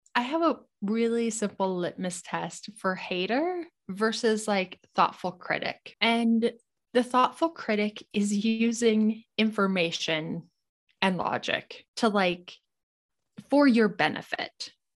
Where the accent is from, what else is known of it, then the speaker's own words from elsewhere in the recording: Montana, United States; moved away as an adult; I grew up in Montana